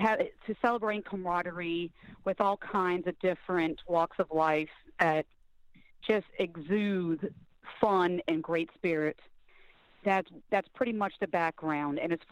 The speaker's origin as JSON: {"language": "English", "town": "New Orleans", "region": "Louisiana", "country": "United States", "tie": "born or raised there", "said": "I'm born and raised in the French Quarter. And so New Orleans is pretty much in my blood"}